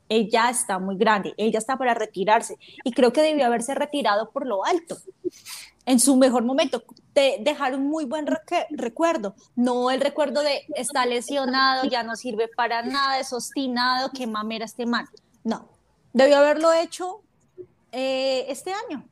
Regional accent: Colombia; como colombiana

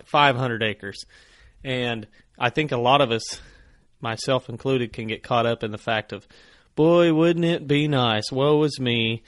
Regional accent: the Ozarks, United States; growing up in the Ozarks

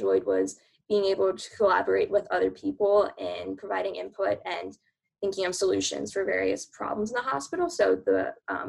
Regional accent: Baltimore, Maryland, United States; moved away as an adult; now in New York, United States; I'm originally from Baltimore, Maryland

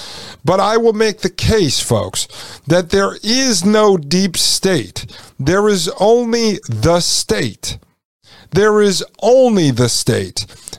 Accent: Brooklyn, New York, United States; put you in the trunk of my car because I grew up in Brooklyn.

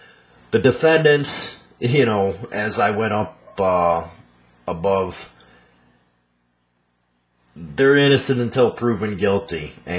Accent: Melrose Park, Illinois, United States; I came from Melrose Park and Elmwood Park.

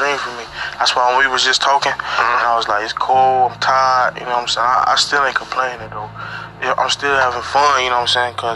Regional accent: St. Petersburg, Florida, United States; I'm from St. Peter, so a small place

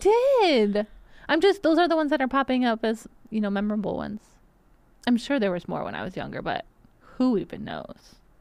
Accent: Benton Harbor, Michigan, United States; moved away; my hometown

